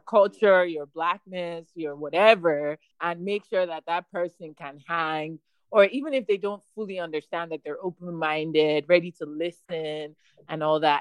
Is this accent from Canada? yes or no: no; Nigeria; now in Houston, United States; as a Nigerian